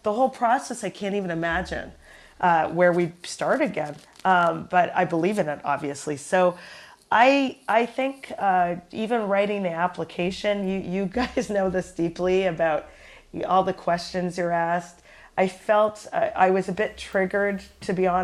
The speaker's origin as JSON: {"language": "English", "town": "Toronto", "region": "Ontario", "country": "Canada", "moved": "yes", "lives_now": "New York, United States", "said": "we're both from Toronto, Canada, and strangely, we both live in the United States, in neighboring states."}